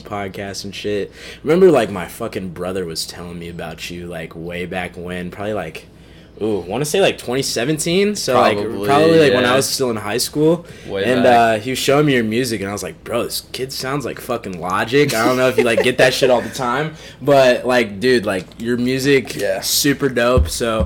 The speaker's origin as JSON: {"language": "English", "town": "Chicago", "region": "Illinois", "country": "United States", "tie": "born or raised there", "also_born_or_lived": "Iowa City / Cedar Rapids", "moved": "as an adult", "said": "I grew up on the South Side too"}